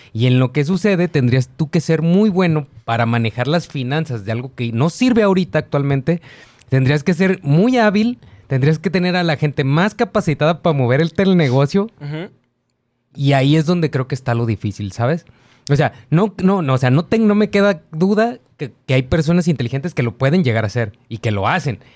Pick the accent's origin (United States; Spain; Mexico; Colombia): Mexico; como mexicano